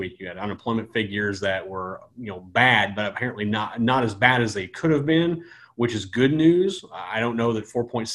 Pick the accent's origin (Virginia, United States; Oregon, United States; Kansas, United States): Kansas, United States; now in South Florida, United States; I'm a kid from Kansas